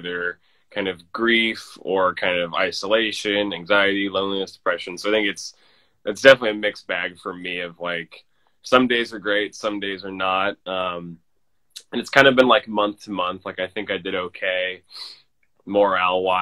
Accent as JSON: {"language": "English", "town": "Omaha", "region": "Nebraska", "country": "United States", "tie": "born or raised there", "moved": "as an adult", "lives_now": "Nashville, United States", "said": "I'm originally from Nebraska, so Omaha, Nebraska."}